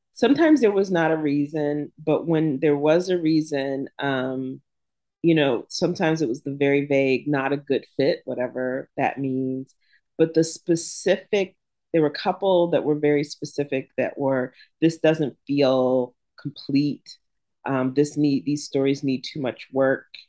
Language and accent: English; Jacksonville, Florida, United States; also born or lived in Pittsburgh, Pennsylvania; now in Oxford, Mississippi, United States; I grew up in the South, um, Jacksonville, Florida